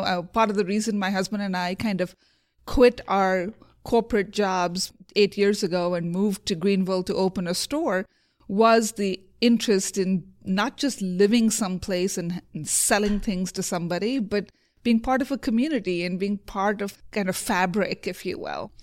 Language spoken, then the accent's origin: English; India; moved away; also born or lived in Provo, Utah; I grew up in India.